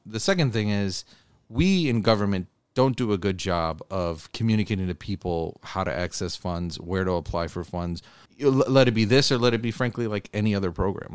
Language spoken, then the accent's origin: English; Buffalo, New York, United States; I was from Buffalo